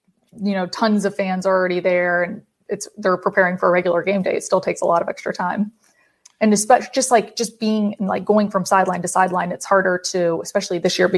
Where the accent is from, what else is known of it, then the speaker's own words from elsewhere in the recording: Atlanta, Georgia, United States; I'm originally from Atlanta. So I obviously like going to Atlanta because I'm able to see my family.